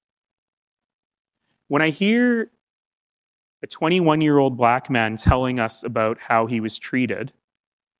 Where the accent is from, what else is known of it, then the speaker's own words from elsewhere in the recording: Alberta, Canada; I come from Alberta